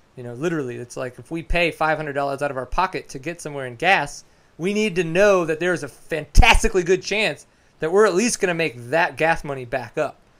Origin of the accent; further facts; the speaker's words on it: Texas, United States; I'm from Texas, live in McKinney